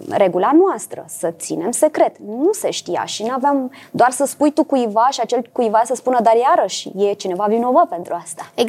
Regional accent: Bucharest, Romania; Suntem niște oameni de la București. Ce este Bucureștiul pe harta cinematografiei?

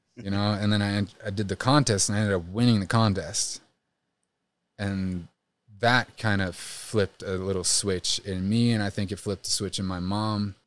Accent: Trondheim, Trøndelag, Norway; I grew up in, uh, Well, in Norway, it's considered a city. It's called Trondheim

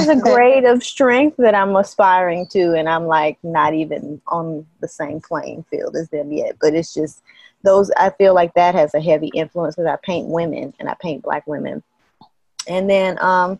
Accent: Athens, Georgia, United States; moved away as an adult; also born or lived in Atlanta, Georgia; now in Haiti; I was raised in Athens

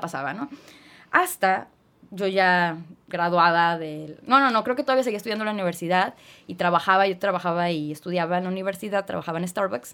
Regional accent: Tijuana, Baja California, Mexico; also born or lived in Guadalajara, Jalisco; yo nací en Guadalajara, Jalisco. Y a los siete años de vida, pues ya nos venimos a vivir toda la familia a Tijuana

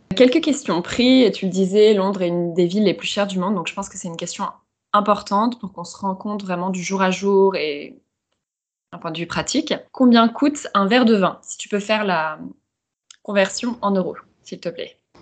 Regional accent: France; moved away; also born or lived in Shanghai; en tant que Française

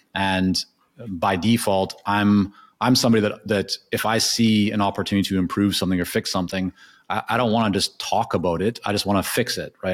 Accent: Canada; first language Hebrew; English is a second language; also born or lived in Israel / Japan; I was born in, in Canada at the age of two. My parents took my sister and I to Israel, uh, and I was there until about six and a half, and then we came back to Canada. So, uh, my first language is Hebrew

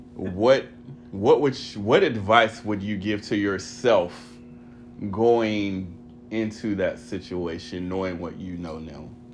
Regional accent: Texas, United States; being from Texas

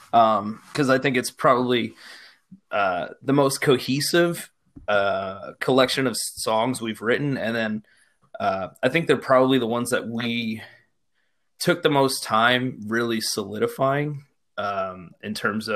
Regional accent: Poughkeepsie, New York, United States; now in Newburgh, United States; So I'm from Poughkeepsie originally. I live out in Newburgh. I pretty much grew up in Poughkeepsie, you know, when I was younger.

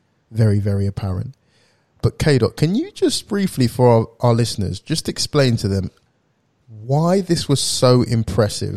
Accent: Essex, East of England, United Kingdom; I'm from Essex

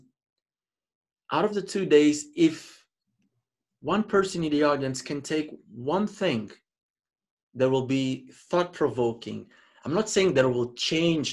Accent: Mozambique; I was born and raised in Mozambique.

